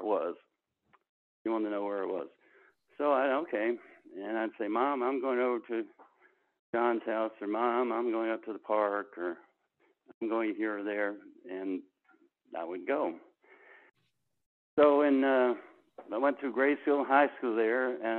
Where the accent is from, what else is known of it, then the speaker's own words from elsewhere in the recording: Narrows, Virginia, United States; moved away; also born or lived in Silicon Valley; I was born and raised in the little town of Narrows, N-A-R-R-O-W-S, in Giles County.